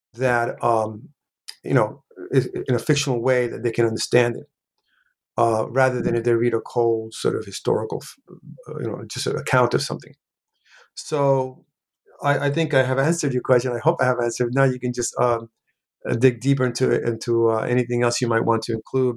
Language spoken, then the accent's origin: English; New York City, New York, United States; also born or lived in Puerto Rico; I pretty much uh, grew up in New York City, in the South Bronx specifically